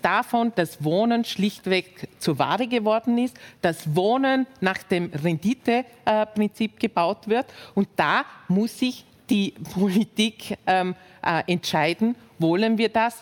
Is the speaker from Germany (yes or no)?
no; Vorarlberg, Austria; ich komme aus dem Bundesland, ähm, aus Vorarlberg, wo quasi das als, als Nationsmotto ist, Schaffer, Schaffer, Hüslebauer